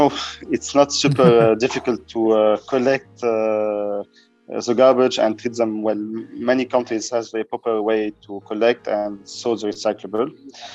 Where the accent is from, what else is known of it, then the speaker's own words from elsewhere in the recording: Beirut, Beirut Governorate, Lebanon; from Beirut, Lebanon.